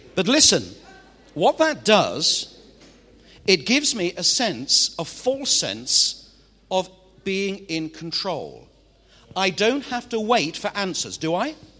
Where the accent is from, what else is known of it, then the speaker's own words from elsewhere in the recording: Manchester, North West England, United Kingdom; I'm from Manchester in the northwest of England